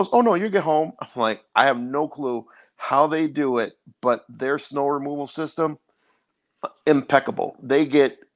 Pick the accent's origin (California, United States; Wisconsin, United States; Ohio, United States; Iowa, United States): Wisconsin, United States; Milwaukee; I'm from Milwaukee, Wisconsin, went to inner city school